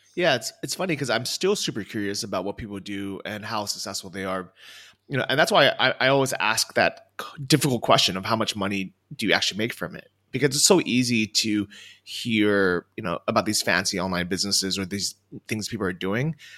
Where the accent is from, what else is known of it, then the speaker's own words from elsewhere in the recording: California, United States; moved away as an adult; also born or lived in Los Angeles, California / Thailand; now in Chiang Mai, Thailand; I grew up in California